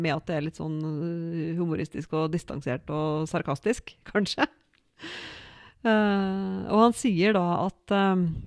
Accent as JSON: {"language": "Norwegian", "area": "Odalen", "region": "Innlandet", "country": "Norway", "said": "jeg er fra Odalen og bor i Odalen"}